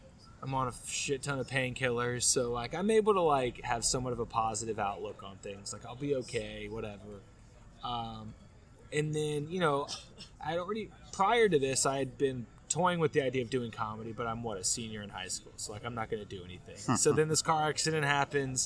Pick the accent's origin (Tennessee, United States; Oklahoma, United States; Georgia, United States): Georgia, United States; Marietta; I'm from Marietta, Georgia